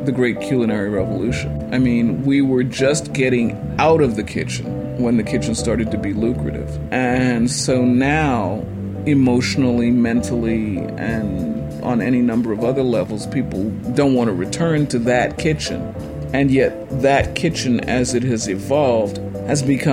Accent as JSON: {"language": "English", "region": "the North", "country": "United States", "tie": "born or raised there", "said": "I was born and raised in the North, and I had no Southern relatives"}